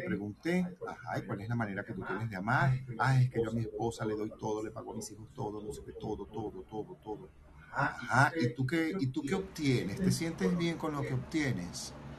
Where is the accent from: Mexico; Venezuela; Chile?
Venezuela; soy venezolano